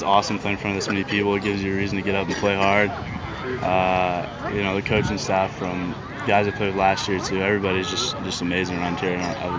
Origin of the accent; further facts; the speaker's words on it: Dallas, Texas, United States; moved away; I'm from Dallas.